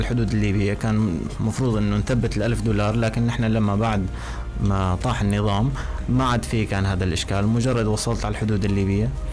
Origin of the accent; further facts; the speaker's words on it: Syria; moved away as an adult; now in Libya; أنا كسوري موجود